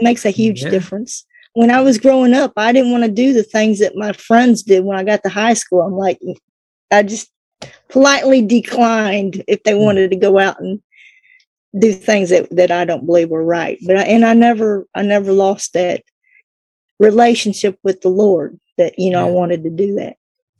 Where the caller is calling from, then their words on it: Kentucky, United States; From Kentucky, the very tip of Kentucky and Tennessee borderline.